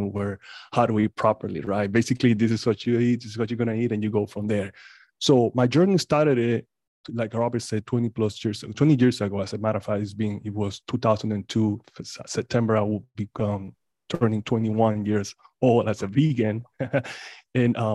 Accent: Panama; moved away; I'm originally from Panama

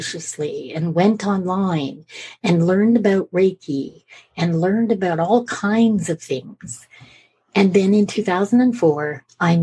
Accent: Edinburgh, Scotland, United Kingdom; moved away; also born or lived in Canada; And we're both from Edinburgh.

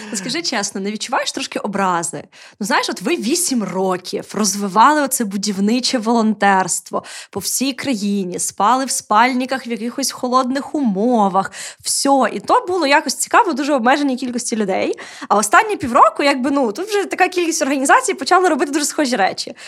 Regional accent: Odesa, Odesa Oblast, Ukraine; я, як одеситка, яка виросла і прожила більше життя в російськомовному середовищі

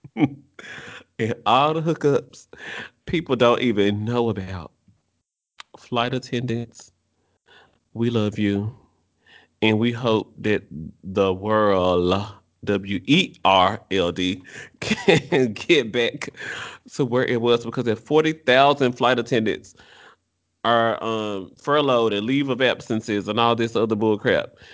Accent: United States; I'm American

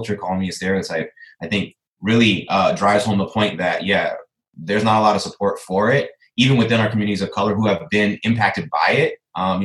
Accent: Aurora, Illinois, United States; moved away as an adult; now in Chicago, United States; working for city government in my hometown

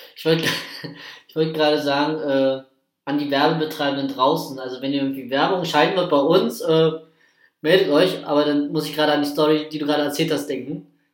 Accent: Prenzlau, Brandenburg, Germany; auf Freilichtbühne bei uns in Prenzlau

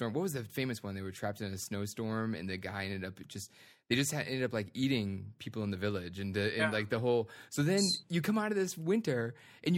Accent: East Coast, United States; now in Denver, United States; I'm from the East Coast where everything's kind of, you know, it was pretty much settled.

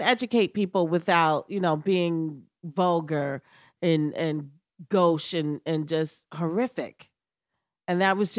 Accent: New York, United States; Yeah, because I'm a New Yorker.

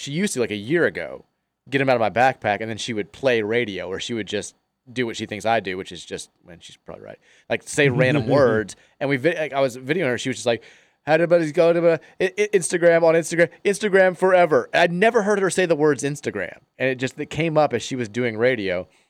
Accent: Queens, New York, United States; How you doing, Murray? … I'm from Queens.

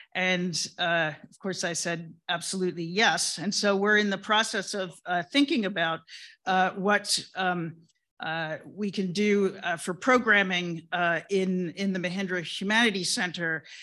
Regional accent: England, United Kingdom; moved away; I was born in England and I grew up in England

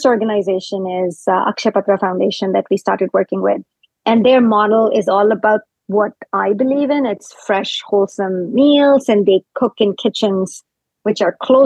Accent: India; moved away as an adult; now in North America; I grew up in India, so I grew up eating fresh food every like three meals a day.

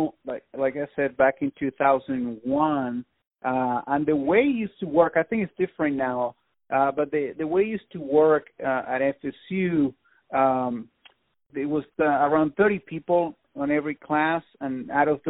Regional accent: Venezuela; moved away as an adult; also born or lived in Tallahassee, Florida; now in Los Angeles, United States; I'm from Venezuela, yeah. I've been here in L.A. for almost 20 years now, but yeah, I'm originally from Venezuela.

